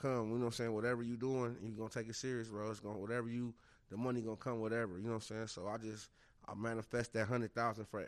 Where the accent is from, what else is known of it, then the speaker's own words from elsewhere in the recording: Minneapolis, Minnesota, United States; I grew up in Minneapolis